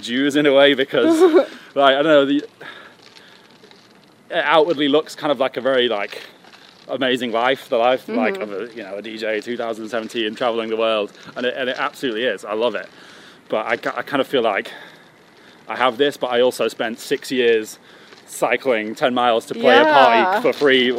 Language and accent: English; Sheffield, Yorkshire and the Humber, United Kingdom; moved away as an adult; also born or lived in Leeds; growing up in Sheffield